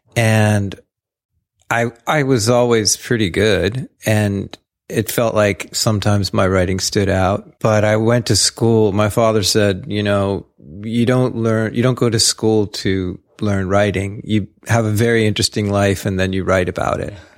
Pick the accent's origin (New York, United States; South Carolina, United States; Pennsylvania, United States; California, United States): Pennsylvania, United States; South Central; I grew up in Pennsylvania, a very suburban existence, but suburbia then, you know, was being carved out of the forests and the old farms there in South Central Pennsylvania.